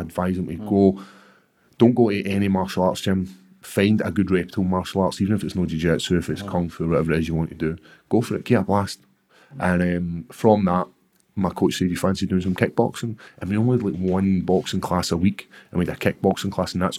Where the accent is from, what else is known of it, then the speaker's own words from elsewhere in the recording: Airdrie, Scotland, United Kingdom; growing up in Airdrie.